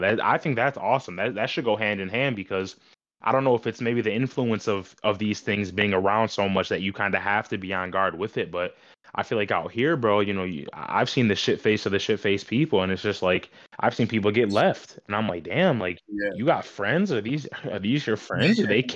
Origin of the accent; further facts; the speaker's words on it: Michigan, United States; It's something about Michigan that keeps people satisfied, I guess I could say. And I just love knowing that, you know, it's my hometown